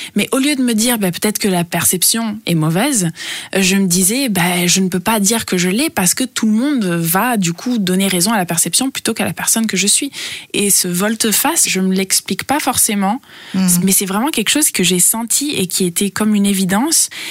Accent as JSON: {"language": "French", "country": "Italy", "tie": "born or raised there", "also_born_or_lived": "New York, United States", "moved": "yes", "lives_now": "Berlin, Germany", "said": "je suis française et euh, grandie en Italie"}